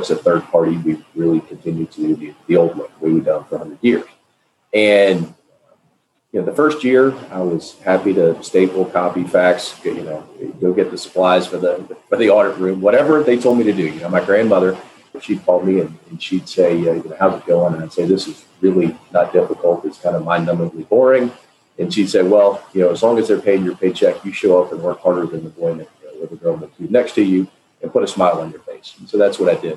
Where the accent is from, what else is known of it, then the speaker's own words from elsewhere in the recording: Nashville, Tennessee, United States; I'm from Nashville, Tennessee, grew up here